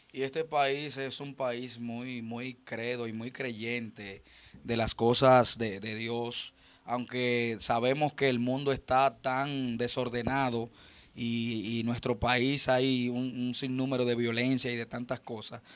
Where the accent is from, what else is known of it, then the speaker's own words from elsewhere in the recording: Dominican Republic; nuestros principios como dominicanos